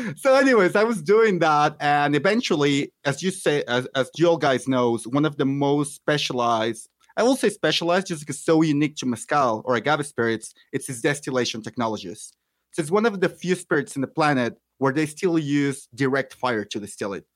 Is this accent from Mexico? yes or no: yes; Mexico City, Mexico; also born or lived in Michoacán; I'm from Mexico. I was born in Michoacan, but have lived almost all my life in Mexico City.